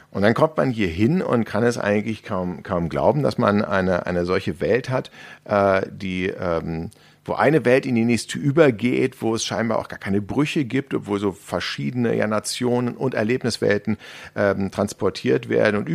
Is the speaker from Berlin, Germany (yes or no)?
yes; Berlin, Germany; ich als Berliner, ja, bin ja jetzt mit Freizeitparks in meiner Umgebung nicht so wahnsinnig gesegnet.